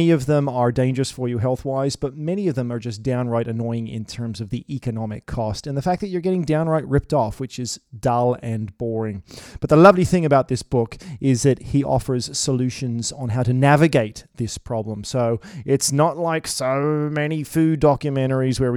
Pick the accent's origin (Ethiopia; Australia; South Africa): Australia; Sydney, New South Wales; now in Toronto, Canada; Growing up in Sydney, and I actually brought my two daughters down here to hang out with my mum, who still lives down here in Sydney, and I live in Toronto, Canada